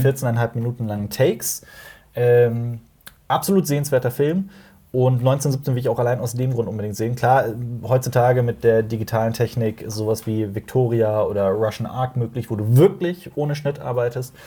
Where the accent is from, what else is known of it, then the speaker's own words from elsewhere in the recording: Koblenz, Rhineland-Palatinate, Germany; Koblenz, wo ich herkomme